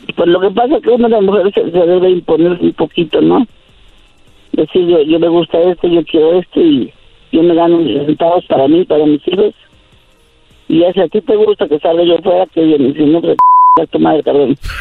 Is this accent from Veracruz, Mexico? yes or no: yes; Alto Lucero, Veracruz, Mexico; moved away as an adult; now in Mexico City, Mexico; Alto Lucero, a mi pueblo